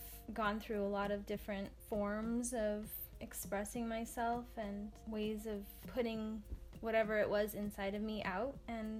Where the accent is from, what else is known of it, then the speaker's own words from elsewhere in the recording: Kauai, Hawaii, United States; I'm from Kauai, and it's a little island.